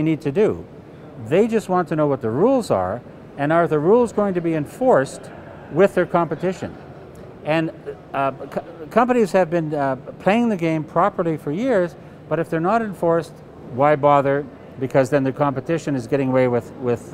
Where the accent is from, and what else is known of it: Canada